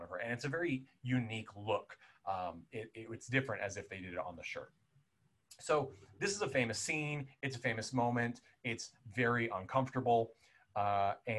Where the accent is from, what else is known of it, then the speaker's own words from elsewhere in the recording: Southern California, United States; growing up in Southern California in the 90s